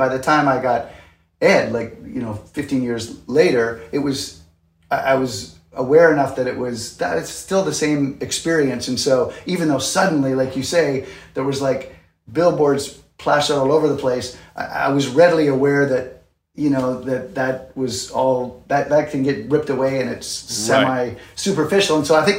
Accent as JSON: {"language": "English", "country": "Canada", "lives_now": "New York City, United States", "said": "But yeah, I'm Canadian, and I had moved to New York City in, I think, 89 to do Broadway."}